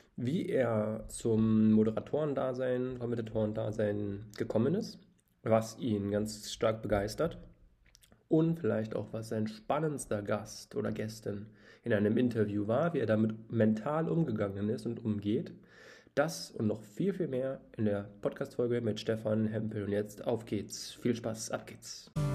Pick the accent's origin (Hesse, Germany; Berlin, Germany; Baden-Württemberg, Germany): Berlin, Germany; aus meiner Heimatstadt äh, Berlin.